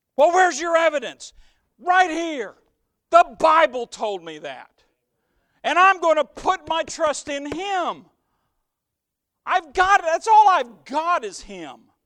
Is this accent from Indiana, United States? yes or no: yes; near the Ohio River, on the Blue River, Indiana, United States; I grew up near the Ohio, but we also had a little wild river, even our little river, the Blue River